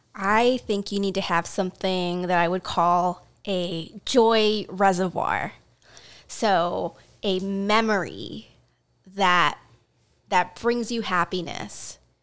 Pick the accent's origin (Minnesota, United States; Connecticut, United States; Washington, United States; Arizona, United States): Washington, United States; Seattle; I grew up in Seattle.